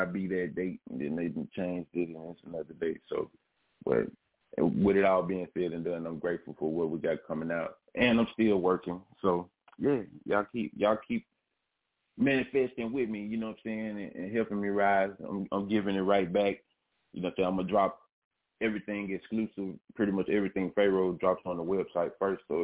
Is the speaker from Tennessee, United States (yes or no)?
yes; Memphis, Tennessee, United States; Born and raised in Memphis